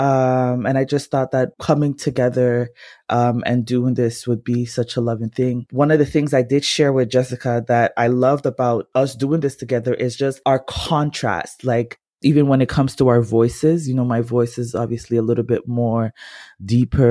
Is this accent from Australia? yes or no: no; Ghana; I'm Ghanaian.